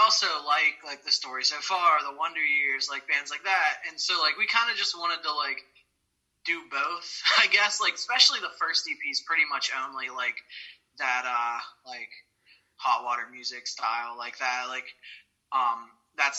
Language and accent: English; Ohio, United States; I'm the only one from Ohio